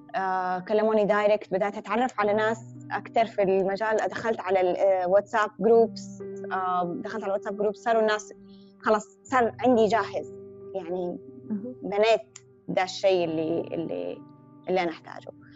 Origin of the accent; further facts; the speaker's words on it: Hejaz, Saudi Arabia; accent: Hijazi; ان انا حجازيه